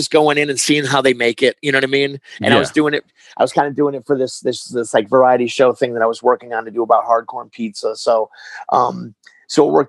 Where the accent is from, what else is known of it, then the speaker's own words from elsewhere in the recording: Hartford, Connecticut, United States; I was born in Connecticut. Hartford.